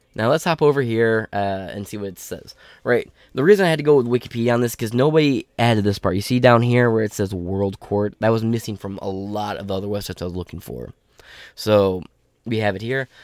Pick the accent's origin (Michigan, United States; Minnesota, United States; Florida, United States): Michigan, United States; my fucking state